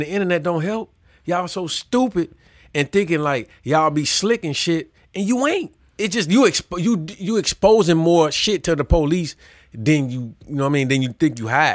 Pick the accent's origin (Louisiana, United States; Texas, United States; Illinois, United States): Illinois, United States; Chicago; I'm from Chicago.